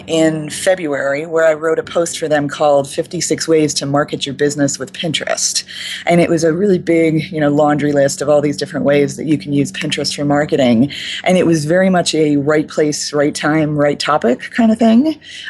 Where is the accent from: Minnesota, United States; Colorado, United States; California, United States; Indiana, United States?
Colorado, United States; Boulder; I'm from Boulder. We do that kind of talk a lot.